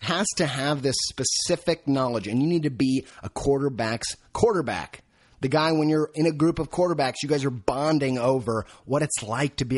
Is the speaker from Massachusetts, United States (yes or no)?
no; Indiana, United States; moved away; I came from Indiana.